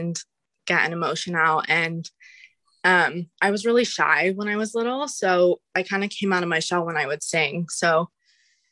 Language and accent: English; Mission Viejo, California, United States; also born or lived in Newport Beach, California / Huntington Beach, California / Missouri / Colorado; I'm from Orange County, California